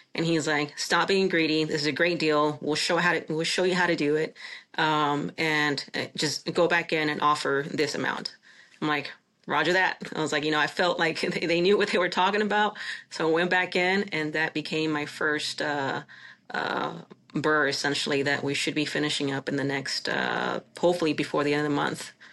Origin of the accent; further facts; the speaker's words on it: Chihuahua, Mexico; now in United States; my hometown of, of Chihuahua, Mexico. I'm Mexican, uh, a naturalized citizen